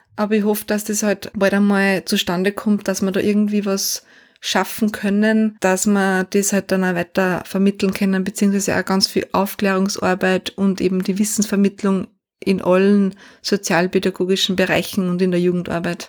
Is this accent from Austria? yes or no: yes; Austria; bei uns in Österreich